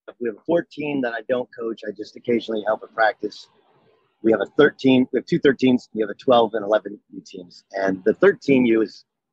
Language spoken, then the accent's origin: English; Orange, California, United States; I grew up in Orange, California